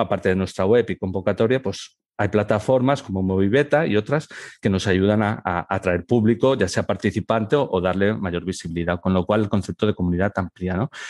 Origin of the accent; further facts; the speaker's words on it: Barcelona, Catalonia, Spain; moved away as an adult; now in Elche, Spain; en Barcelona, que es donde eh, he realizado mi formación y mi primera experiencia profesional, porque soy de allí